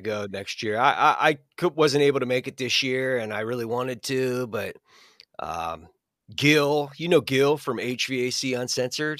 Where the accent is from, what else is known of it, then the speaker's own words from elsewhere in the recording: Pittsburgh, Pennsylvania, United States; I'm from the Pittsburgh area. I'm actually about an hour between Pittsburgh and Cleveland